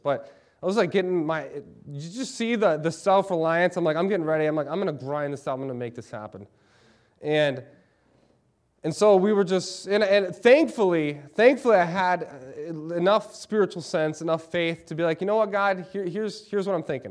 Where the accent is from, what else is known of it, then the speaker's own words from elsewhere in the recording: Lansing, Michigan, United States; moved away as an adult; now in Eau Claire, United States; I'm from Lansing, Michigan. I love Lansing, Michigan.